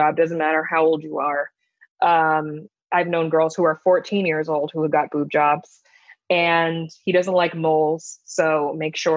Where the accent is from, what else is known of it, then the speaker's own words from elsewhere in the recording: Potomac, Maryland, United States; also born or lived in Cleveland, Ohio; I grew up in Potomac, Maryland, which is predominantly Jewish